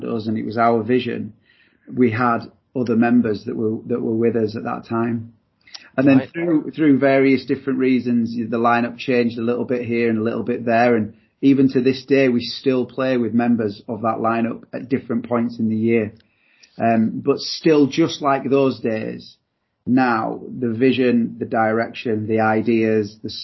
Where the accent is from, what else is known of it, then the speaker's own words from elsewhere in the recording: Leeds, Yorkshire and the Humber, United Kingdom; We're brothers. We're from Leeds